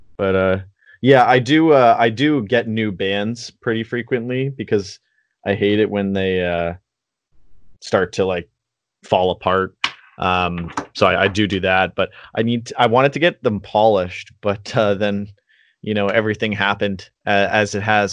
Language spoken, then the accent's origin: English; Canada; as a Canadian